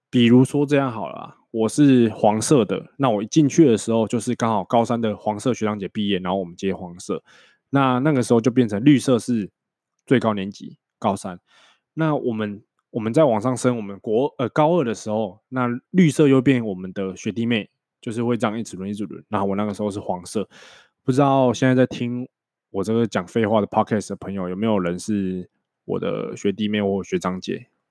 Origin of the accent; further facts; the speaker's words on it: Changhua County, Taiwan; moved away as an adult; also born or lived in northern Taiwan; 因为我是彰化人嘛，那我念的高中是国立彰化商业职业高级学校，就是彰化高商